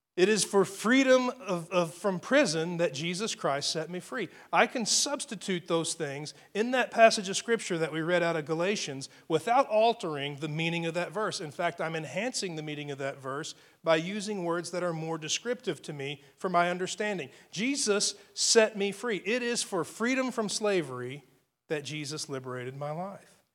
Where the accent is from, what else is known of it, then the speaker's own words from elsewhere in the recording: United States; I live in, in, in the United States of America. I'm an American citizen